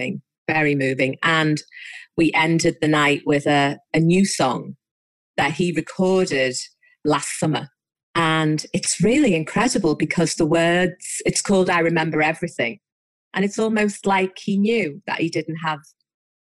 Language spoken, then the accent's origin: English; Liverpool, North West England, United Kingdom; born or raised there